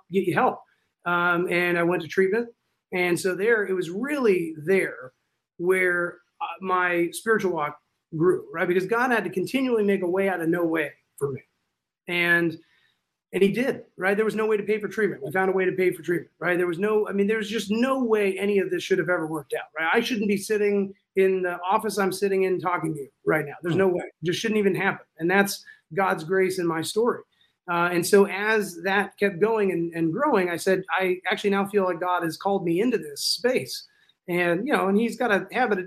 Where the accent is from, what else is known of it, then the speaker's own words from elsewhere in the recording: California, United States; moved away; I'm from California